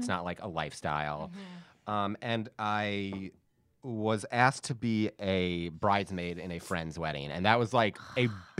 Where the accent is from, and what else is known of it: Upstate New York, United States; born or raised there; moved away